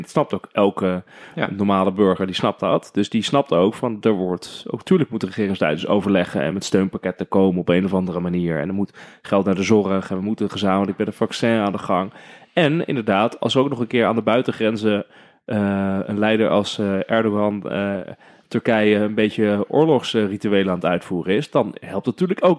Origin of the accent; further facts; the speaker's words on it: Netherlands; wij zijn Nederlanders